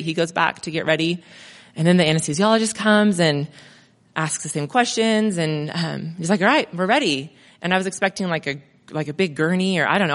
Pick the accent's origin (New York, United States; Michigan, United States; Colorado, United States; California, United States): California, United States; Crestline; moved away as an adult; also born or lived in Mentone, California; now in Monrovia, United States; I grew up in Crestline